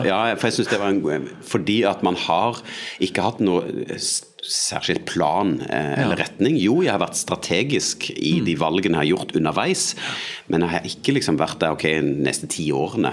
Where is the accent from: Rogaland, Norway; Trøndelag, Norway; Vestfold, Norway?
Rogaland, Norway; Sandnes; moved away as an adult; also born or lived in Eastern Norway (Østlandet); Oppvokst eh, utafor Sandnes, Stavanger